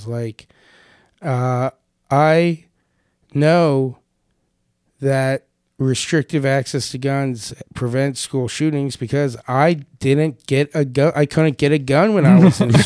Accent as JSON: {"language": "English", "town": "Madeira", "region": "Ohio", "country": "United States", "tie": "born or raised there", "said": "I grew up in the white town, but in Madeira, Cincinnati"}